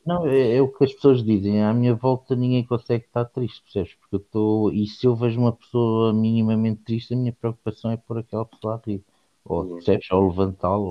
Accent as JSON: {"language": "Portuguese", "country": "Portugal", "tie": "born or raised there", "said": "eu nasci em Portugal"}